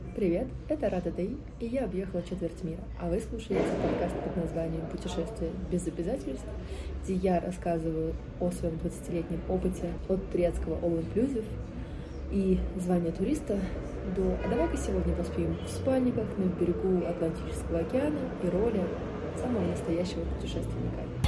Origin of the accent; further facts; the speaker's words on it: Moscow, Russia; я родилась и живу в Москве